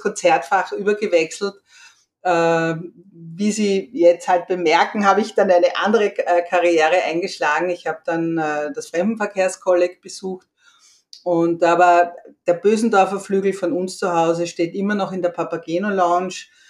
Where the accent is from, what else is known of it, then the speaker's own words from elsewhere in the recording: Vienna, Austria; ich bin eine echte Wienerin, hier geboren und aufgewachsen.